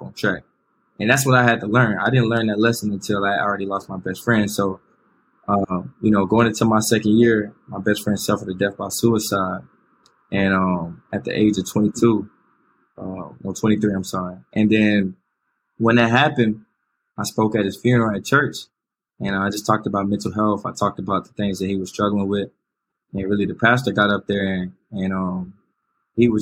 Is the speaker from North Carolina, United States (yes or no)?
yes; Winston-Salem, North Carolina, United States; also born or lived in outside Charlotte, North Carolina; I grew up in Winston-Salem. Yeah. Winston-Salem, North Carolina